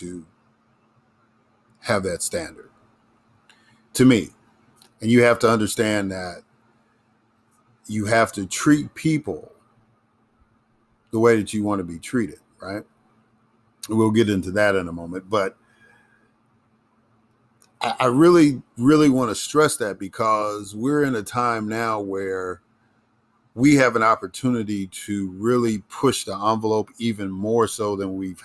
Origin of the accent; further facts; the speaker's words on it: Chicago, Illinois, United States; moved away as an adult; also born or lived in Mississippi; I grew up in Chicago, but I became politically, really politically active in Mississippi.